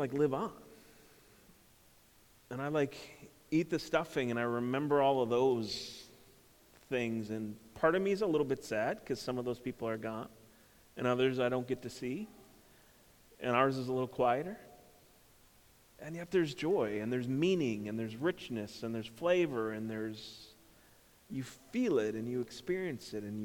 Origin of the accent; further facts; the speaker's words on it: Minnesota, United States; I grew up in Minnesota and a big family.